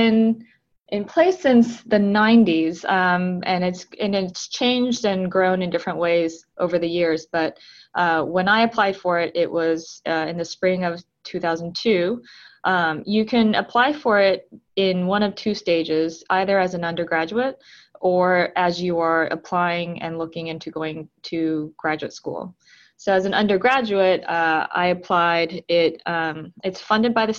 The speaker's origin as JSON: {"language": "English", "town": "Tucson", "region": "Arizona", "country": "United States", "tie": "born or raised there", "also_born_or_lived": "Atlanta, Georgia / South Korea / New York", "moved": "as an adult", "lives_now": "Brooklyn, United States", "said": "I was born in Atlanta, Georgia, but I spent my early childhood in South Korea, which is where my family is from. And then when we came back to the U.S., I was about 5, and then I grew up mostly in Tucson, Arizona"}